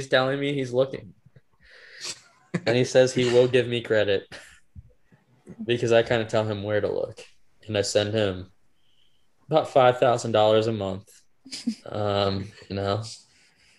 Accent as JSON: {"language": "English", "town": "Cincinnati", "region": "Ohio", "country": "United States", "tie": "born or raised there", "said": "where I grew up in Cincinnati"}